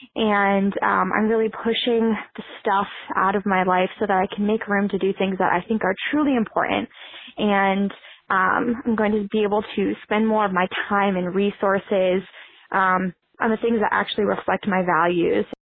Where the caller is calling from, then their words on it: Alexandria, Virginia, United States; I'm calling from Alexandria, Virginia